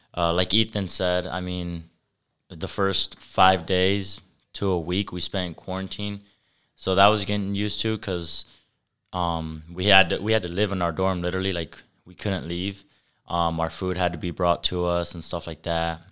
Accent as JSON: {"language": "English", "town": "Sturgis", "region": "Michigan", "country": "United States", "tie": "born or raised there", "also_born_or_lived": "LaGrange, Indiana", "said": "I was born in LaGrange, Indiana, which is about half hour from here, west, but I was raised in Sturgis, Michigan"}